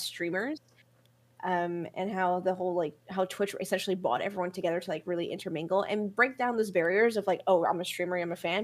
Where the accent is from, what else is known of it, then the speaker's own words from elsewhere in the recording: New York City, New York, United States; I'm from New York City. I'm from Brooklyn.